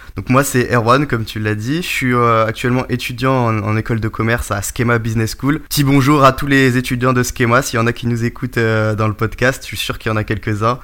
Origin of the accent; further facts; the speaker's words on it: Breton, Brittany, France; also born or lived in Charente; je suis breton aussi